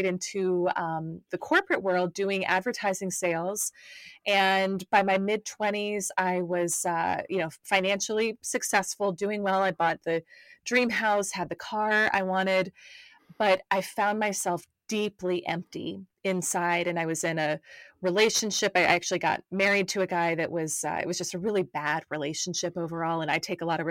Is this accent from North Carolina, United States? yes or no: yes; North Carolina, United States; moved away as an adult; now in Atlanta, United States; I'm over in the United States, was born and raised in North Carolina